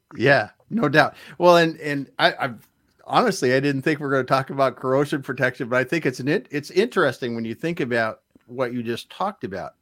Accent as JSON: {"language": "English", "region": "Midwest", "country": "United States", "tie": "born or raised there", "moved": "yes", "lives_now": "Seattle, United States", "said": "growing up in the Midwest, we just didn't have earthquakes."}